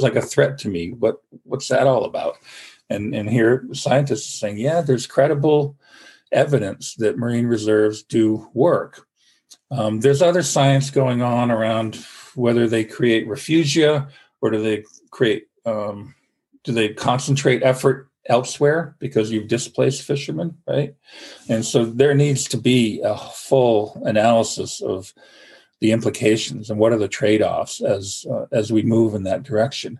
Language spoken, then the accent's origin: English; Vermont, United States; now in Maine, United States; I grew up in Vermont